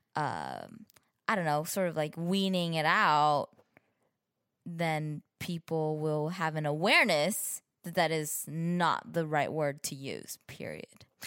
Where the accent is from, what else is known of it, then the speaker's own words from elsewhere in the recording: San Gabriel Valley, California, United States; also born or lived in Brazil; I grew up in the San Gabriel Valley, which is a predominantly Asian community